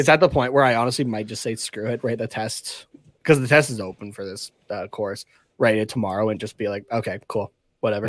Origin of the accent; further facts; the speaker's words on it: Canada; we're from Canada.